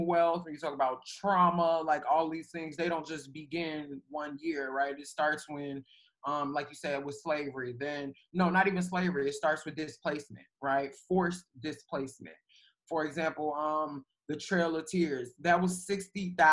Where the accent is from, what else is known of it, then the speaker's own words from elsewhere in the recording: Chicago, Illinois, United States; I'm from Chicago, but, you know, spending time in Alabama and all these rural places